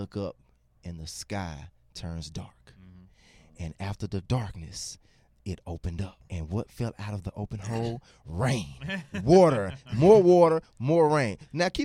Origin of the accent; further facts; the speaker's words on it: Jackson, Mississippi, United States; now in Memphis, United States; I'm also originally from Jackson, Mississippi